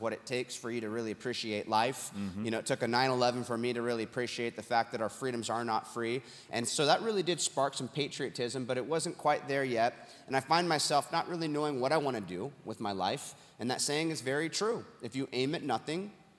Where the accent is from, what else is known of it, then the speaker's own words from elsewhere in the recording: Huntington Beach, California, United States; my hometown, Huntington Beach, California